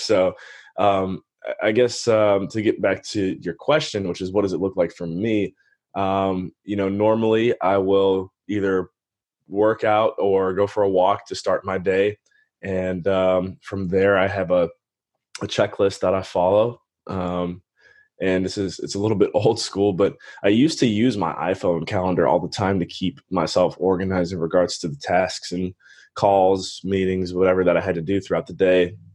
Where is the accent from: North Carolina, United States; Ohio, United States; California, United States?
Ohio, United States; Cleveland; born or raised there; moved away as an adult; also born or lived in Western Pennsylvania / Belize